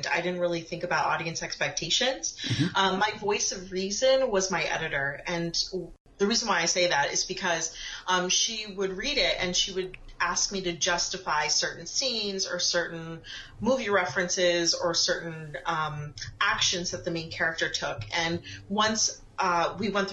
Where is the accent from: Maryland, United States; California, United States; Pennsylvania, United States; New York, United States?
Pennsylvania, United States; moved away as an adult; also born or lived in Edison, New Jersey; I grew up in Pennsylvania